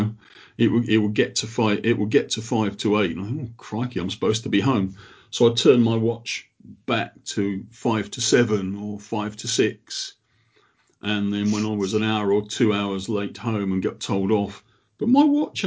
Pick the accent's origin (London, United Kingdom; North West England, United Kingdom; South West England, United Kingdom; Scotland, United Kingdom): London, United Kingdom; Croydon; now in Sheffield, United Kingdom; Originally, I'm from Croydon